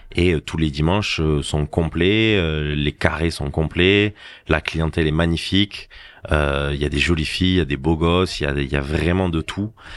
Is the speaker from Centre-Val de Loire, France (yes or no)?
no; Agde, Occitania, France; je suis du Cap d'Agde. J'ai mhm. grandi au Cap d'Agde